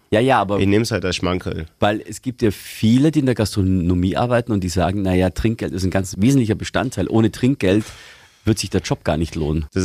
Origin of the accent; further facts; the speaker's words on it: Bavaria, Germany; Ich komme ursprünglich aus Niederbayern und da ist man grundsätzlich geizig.